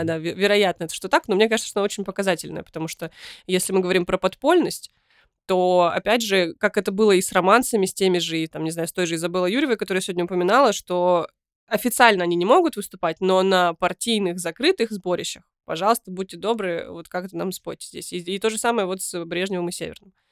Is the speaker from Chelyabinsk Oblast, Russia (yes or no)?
yes; Kyshtym, Chelyabinsk Oblast, Russia; я родилась в Кыштыме и потом подростковый возраст провела в Челябинске